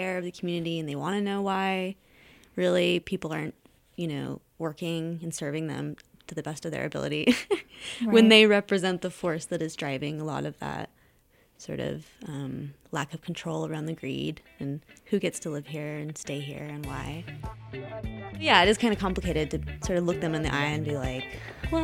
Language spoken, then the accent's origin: English; Utah, United States; I'm a local, that I'm from Utah, which is really rare for them usually